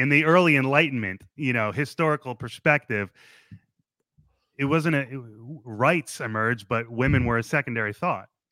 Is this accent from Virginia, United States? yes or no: no; New Jersey, United States; moved away; I come from a beautiful suburb in New Jersey where there was two enormous American flags in the middle of town